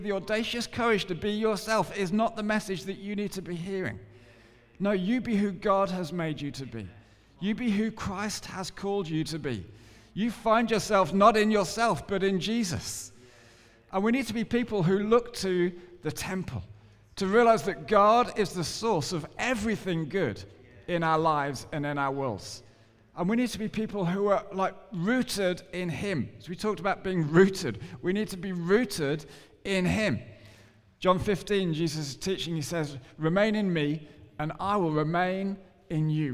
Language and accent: English; England, United Kingdom; I'm English